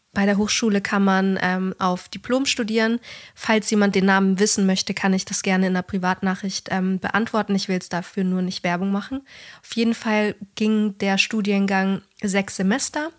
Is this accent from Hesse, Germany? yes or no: no; Bavaria, Germany; da, wo ich herkomme und, und du eigentlich auch so, Bayern hat eigentlich fast jede Familie oder auch in meiner Klasse war, fast jeder hatte ein Haus